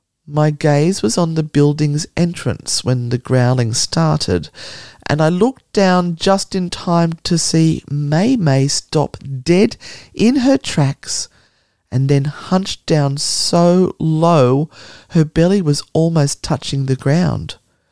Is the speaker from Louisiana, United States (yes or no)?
yes; New Orleans, Louisiana, United States; I was born and raised in New Orleans, and Hurricane Katrina hit the summer after my senior year of high school.